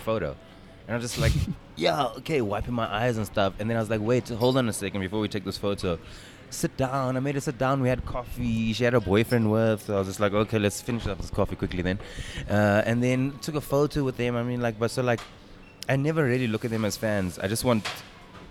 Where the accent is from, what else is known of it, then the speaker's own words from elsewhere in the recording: South Africa; as South African comedians